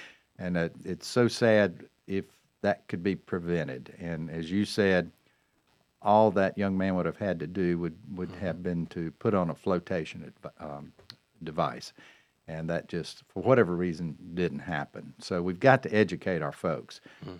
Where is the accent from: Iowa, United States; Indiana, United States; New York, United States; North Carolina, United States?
North Carolina, United States; Cornelius; We are at the WSIC studio here in beautiful Catawba Avenue, West Catawba Avenue in my hometown.